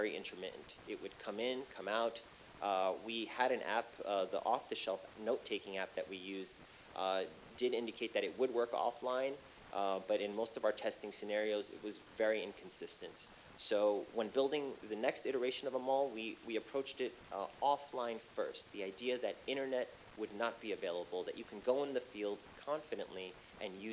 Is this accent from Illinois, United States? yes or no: no; New York City, New York, United States; my hometown of Flushing, New York